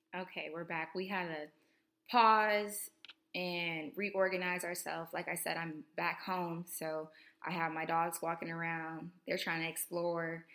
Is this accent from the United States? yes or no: yes; Tallahassee, Florida, United States; moved away as an adult; I'm coming to you with a second episode here from my hometown in um, Tallahassee, Florida. I'm back home for Thanksgiving break.